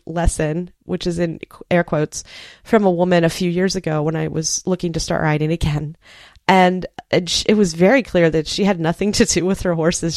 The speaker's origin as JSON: {"language": "English", "area": "Space Coast", "region": "Florida", "country": "United States", "tie": "born or raised there", "also_born_or_lived": "Maryland", "said": "the county where I grew up over on the Space Coast"}